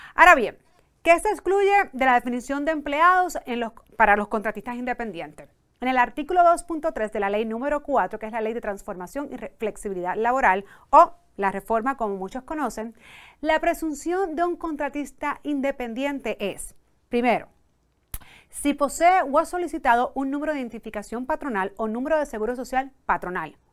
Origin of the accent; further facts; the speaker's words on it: Puerto Rico; first language Spanish; en Puerto Rico a veces utilizamos mucho los dos idiomas